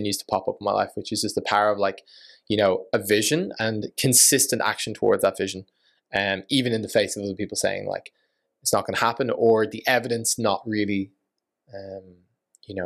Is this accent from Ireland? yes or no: yes; Ireland; effectively grew up in Ireland